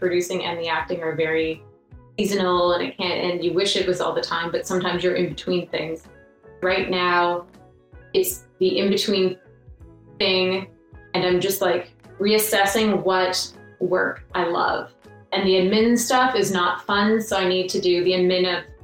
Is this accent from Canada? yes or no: yes; Canada; we could be covered in snow at any moment here in Canada.